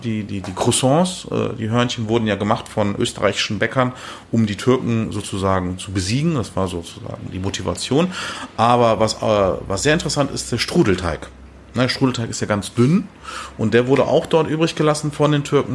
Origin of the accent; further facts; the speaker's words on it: Germany; Ich bin ja in Deutschland geboren, Eltern Gast, als Gastarbeiter